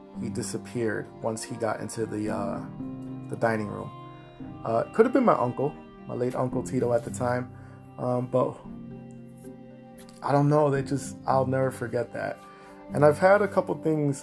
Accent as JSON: {"language": "English", "region": "Massachusetts", "country": "United States", "said": "here in my home state, Massachusetts"}